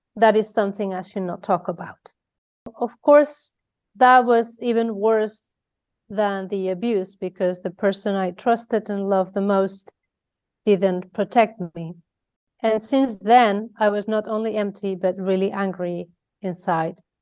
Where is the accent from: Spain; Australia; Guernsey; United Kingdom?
Spain; Mallorca, Balearic Islands; moved away as an adult; now in Netherlands; I'm from Spain, from Mallorca. Uh, if you don't know, Mallorca is a little island in the Mediterranean Sea. And there is where I was born and bred